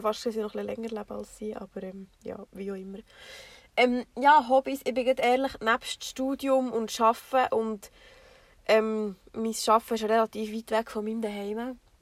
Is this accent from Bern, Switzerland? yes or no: yes; Bernese Oberland, Switzerland; wir kommen, wie schon gesagt, aus dem Berner Oberland